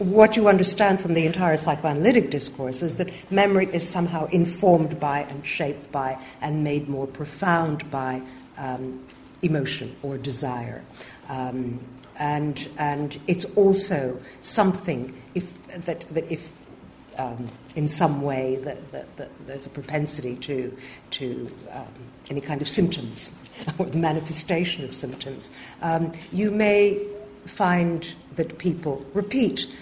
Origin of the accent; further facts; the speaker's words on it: Montreal, Quebec, Canada; moved away; I grew up in Canada